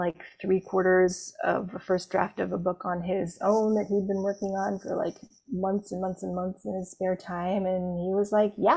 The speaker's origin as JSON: {"language": "English", "country": "Canada", "said": "I am from Canada"}